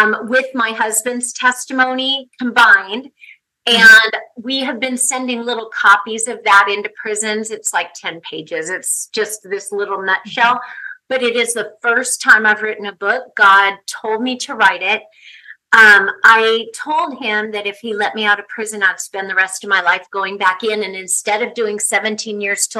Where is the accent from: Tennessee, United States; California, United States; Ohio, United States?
California, United States; Southern; also born or lived in Ensenada, Mexico; I grew up in Southern California